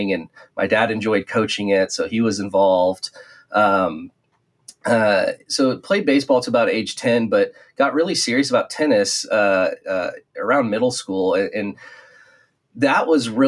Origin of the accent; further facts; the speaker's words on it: Texas, United States; I was born and raised in Texas